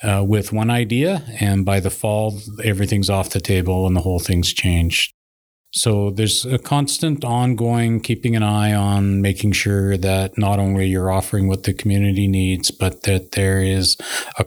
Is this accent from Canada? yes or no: yes; Vancouver Island, British Columbia, Canada; moved away; also born or lived in Mayo, Yukon; I'm Coast Salish. I'm from Vancouver Island